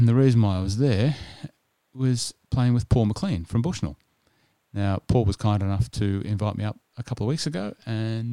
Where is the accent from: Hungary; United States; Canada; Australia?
Australia; New South Wales; also born or lived in Sydney; now in Melbourne, Australia; I grew up in New South Wales, as you know, and spent a lot of time in Sydney